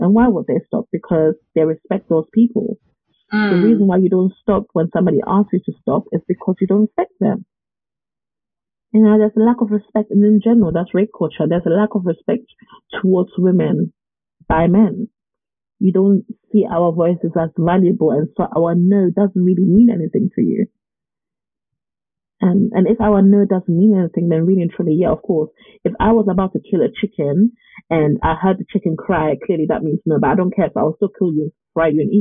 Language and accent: English; United Kingdom; especially as British people.